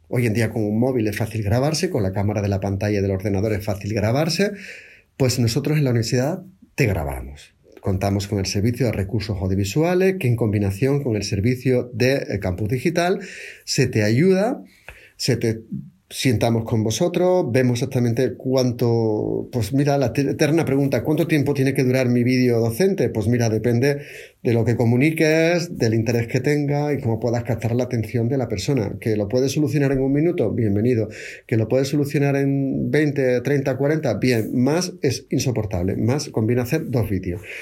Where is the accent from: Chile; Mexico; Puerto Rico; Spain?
Spain; Seville, Andalusia; accent: Triana; Mi acento original es de Triana, no es el de ahora.